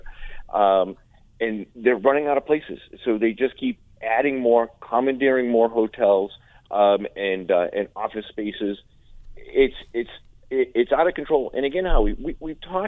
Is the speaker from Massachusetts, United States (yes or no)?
yes; Central Massachusetts, United States; I'm from Central Mass